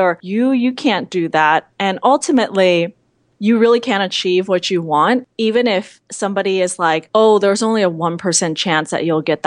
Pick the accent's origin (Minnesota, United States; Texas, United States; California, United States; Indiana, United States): California, United States; San Francisco; I'm a Chinese American. I grew up in San Francisco, actually right next to Chinatown